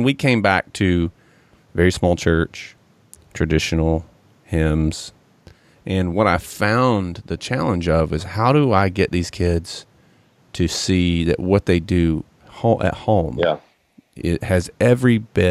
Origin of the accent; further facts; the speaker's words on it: Johnson City, Tennessee, United States; I grew up in Johnson City, you know, up in East Tennessee